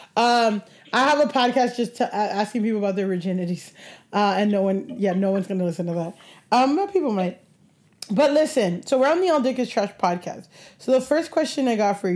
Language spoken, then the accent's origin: English; Miami, Florida, United States; I grew up in Miami